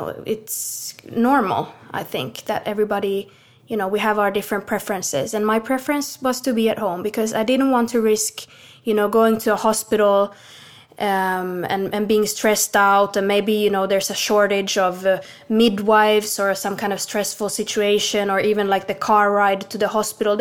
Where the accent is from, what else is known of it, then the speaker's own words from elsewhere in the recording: Finland; now in Sweden; I'm born and raised in Finland